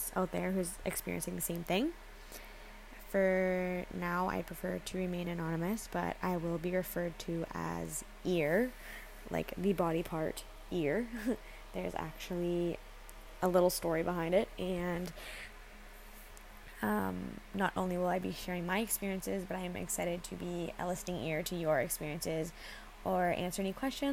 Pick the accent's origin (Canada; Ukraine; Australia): Canada; I am a 21-year-old female born and raised in Canada